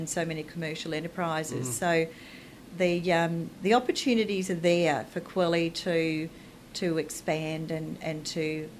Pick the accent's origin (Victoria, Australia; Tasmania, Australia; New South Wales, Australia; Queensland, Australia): Queensland, Australia; Charleville; also born or lived in Chinchilla; So I was born in Chinchilla, which is southwest Queensland